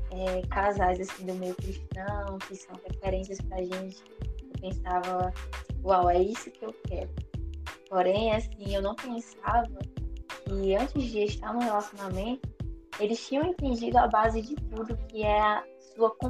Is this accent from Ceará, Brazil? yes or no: yes; Fortaleza, Ceará, Brazil; tenho 23 anos, sou de Fortaleza, Ceará.